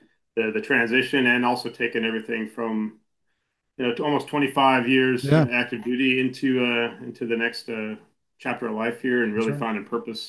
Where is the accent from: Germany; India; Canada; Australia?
Germany; now in United States; So I actually grew up as a military kid, similar to you, Brian, and my dad was Army, and I spent most of my life growing up in Germany.